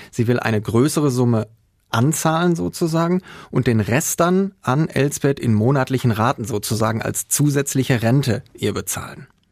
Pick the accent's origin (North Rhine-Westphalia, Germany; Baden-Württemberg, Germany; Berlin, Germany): North Rhine-Westphalia, Germany; Herne; Ich bin aus Herne.